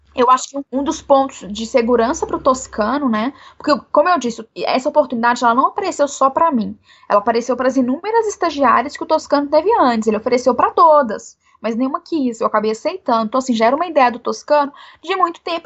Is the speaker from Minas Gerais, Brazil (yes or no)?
yes; Belo Horizonte, Minas Gerais, Brazil; Eu sou aqui de Belo Horizonte, né? Moro aqui em Belo Horizonte